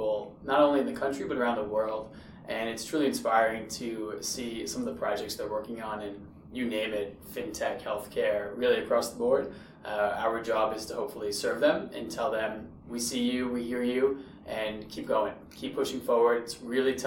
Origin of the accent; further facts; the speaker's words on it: Westchester, New York, United States; also born or lived in Durham, North Carolina; I was born and raised in Westchester, New York